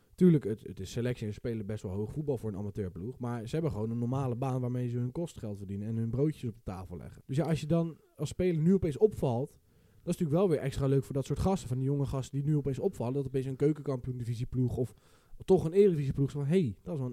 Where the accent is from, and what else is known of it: Westland, South Holland, Netherlands